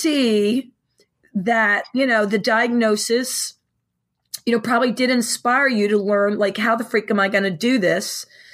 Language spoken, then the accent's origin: English; Philadelphia, Pennsylvania, United States; I'm from the Philadelphia area and we live in the suburbs.